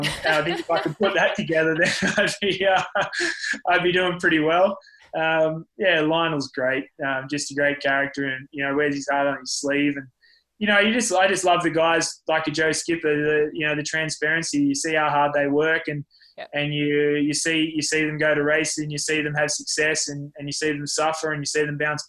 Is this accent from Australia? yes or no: yes; Lord Howe Island, New South Wales, Australia; also born or lived in Tasmania / Port Macquarie; now in Andorra; we moved to the island for most of primary school